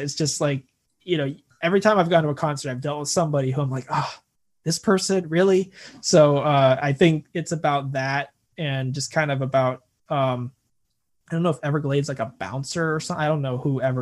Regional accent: United States; I'm such an American

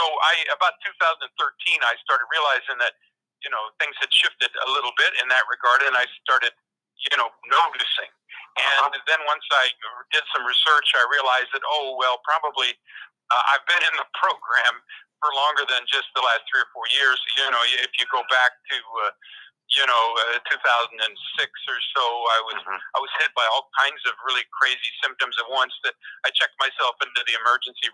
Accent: Crestone, Colorado, United States; my hometown, Crestone Baca, Colorado

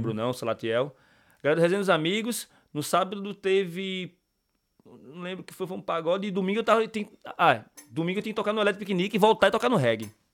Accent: Pernambuco, Brazil; now in Ireland; eu sou de Pernambuco

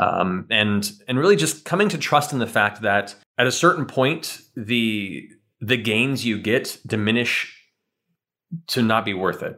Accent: California, United States; also born or lived in Florida; we moved from Florida to California when I was nine

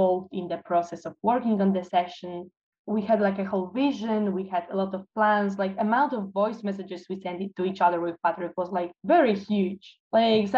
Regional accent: Toruń, Kuyavian-Pomeranian Voivodeship, Poland; moved away as an adult; now in Kraków, Poland; I'm from Torun, but currently I'm studying neuropsychology and neurocognitive science in Kraków.

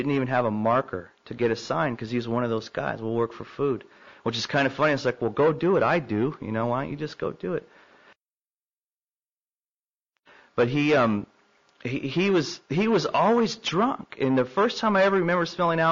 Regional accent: Southern California, United States; moved away as an adult; also born or lived in San Antonio, Texas; now in Tulsa, United States; I was born in San Antonio in 1968, and lived there for probably about a month of my life and moved to Southern California, and lived there for 25 years

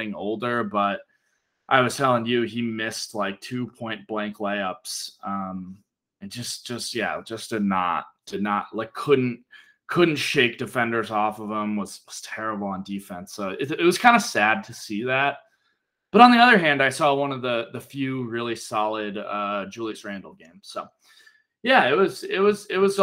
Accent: Connecticut, United States; now in Denver, United States; I'm from Connecticut

